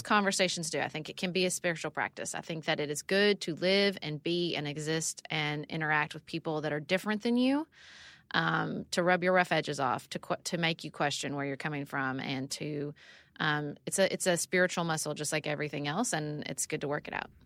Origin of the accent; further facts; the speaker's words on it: Paducah, Kentucky, United States; also born or lived in Washington, D.C.; I moved back to Paducah, Kentucky, my hometown